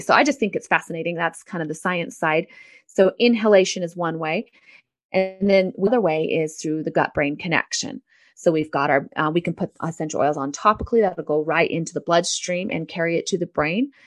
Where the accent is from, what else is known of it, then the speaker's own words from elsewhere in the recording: San Diego, California, United States; I am from San Diego, California. I was um, raised with a mom who was very into natural health